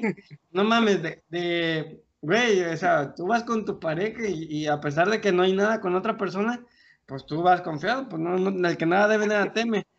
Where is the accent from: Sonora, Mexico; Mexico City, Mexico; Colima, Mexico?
Colima, Mexico; now in Querétaro, Mexico; de Colima y desde Querétaro